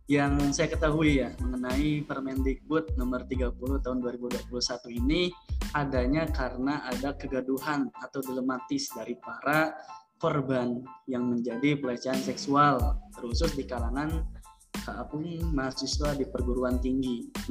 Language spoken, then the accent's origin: Indonesian; Jatinangor, West Java, Indonesia; Saya dari Aja, orang-orang bilang kayak gitu sih, asli Jatinangor katanya.